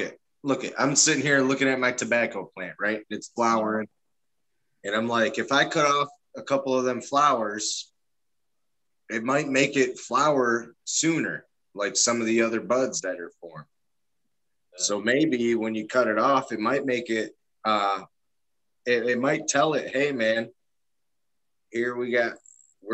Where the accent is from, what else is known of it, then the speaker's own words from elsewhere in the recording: Detroit, Michigan, United States; I'm from Detroit